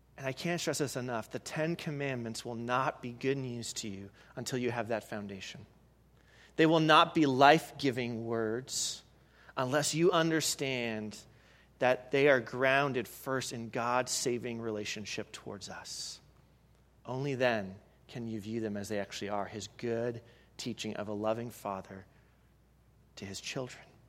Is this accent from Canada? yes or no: yes; Canada; moved away; I'm from Canada